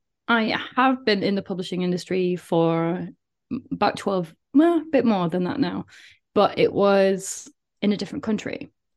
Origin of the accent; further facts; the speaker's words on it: Doncaster, Yorkshire and the Humber, United Kingdom; accent: South Yorkshire; Like, my accent is completely gone from living abroad and these kind of things. But I used to have a very, very strong South Yorkshire accent. And you could, it was literally like, I know you're from Doncaster because the way you're saying this.